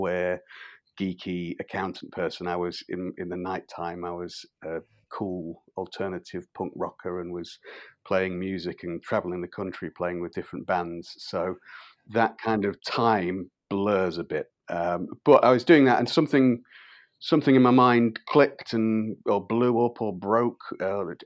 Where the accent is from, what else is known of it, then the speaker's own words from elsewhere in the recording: Grimsby, Yorkshire and the Humber, United Kingdom; where I'm from Grimsby and Cleethorpes, which is on the east coast of England